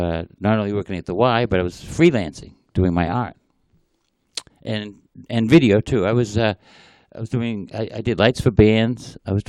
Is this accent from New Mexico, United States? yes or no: no; Malden, Massachusetts, United States; And then the Malden position came up for ED. And it's my hometown.